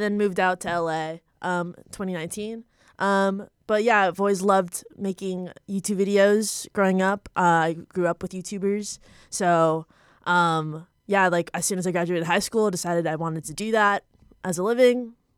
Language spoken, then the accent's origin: English; Ottawa, Ontario, Canada; born or raised there; moved away as an adult; now in Los Angeles, United States